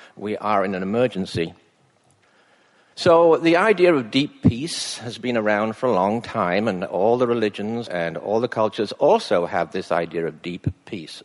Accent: England, United Kingdom; now in British Columbia, Canada; when I was a boy growing up in England

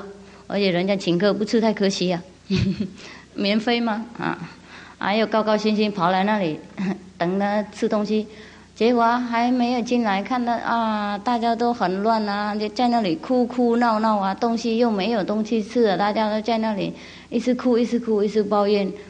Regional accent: China; 嗯啊，我们中国人也有很多很多故事啊，类似的

